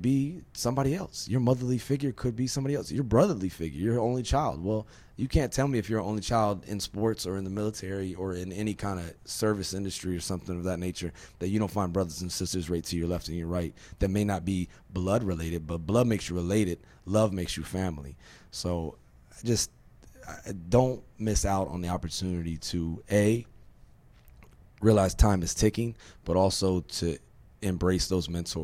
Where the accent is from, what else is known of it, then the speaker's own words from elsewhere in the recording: Virginia, United States; I'm from Virginia